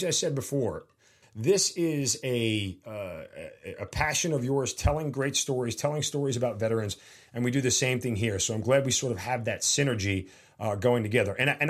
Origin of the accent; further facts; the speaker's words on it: New York, United States; Also a New Yorker, native New Yorker, also stepfather policeman, brother was a union worker in New York.